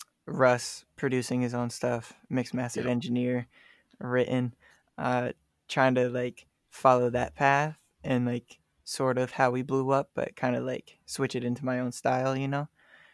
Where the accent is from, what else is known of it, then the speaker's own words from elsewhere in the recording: Maine, United States; Yeah, she just called me a Mainer